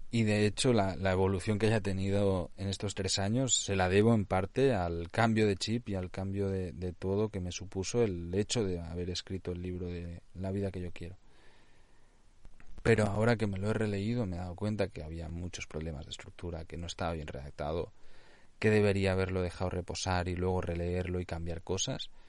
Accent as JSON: {"language": "Spanish", "region": "Catalonia", "country": "Spain", "also_born_or_lived": "Nicaragua", "second_language": "Spanish", "said": "Yo ya sabéis, o sea, soy catalán, pienso muchas veces en catalán, aunque normalmente pues escribo y desarrollo todo mi contenido ya en castellano, pero es que el problema también que tengo añadido allí que yo hablo nicaragüense."}